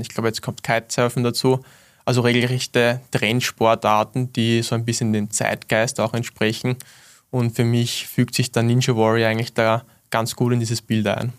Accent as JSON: {"language": "German", "town": "Wiener Neustadt", "region": "Lower Austria", "country": "Austria", "tie": "born or raised there", "said": "in meinem Heimatort Wiener Neustadt"}